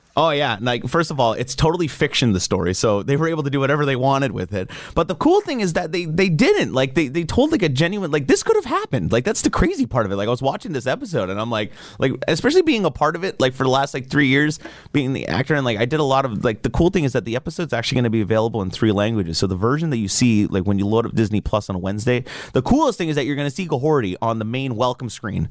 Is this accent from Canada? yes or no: yes; Kahnawake, Quebec, Canada; also born or lived in Montreal; growing up being Mohawk from Ganawage, I mean, like, growing up on the Reds